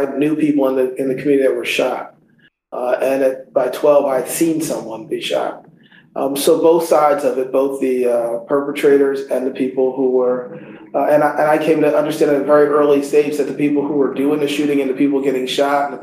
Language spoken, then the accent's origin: English; Philadelphia, Pennsylvania, United States; I grew up in North Philadelphia